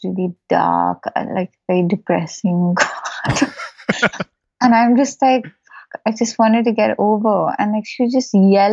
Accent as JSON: {"language": "English", "town": "Bangalore", "region": "Karnataka", "country": "India", "tie": "born or raised there", "said": "I grew up in Bangalore."}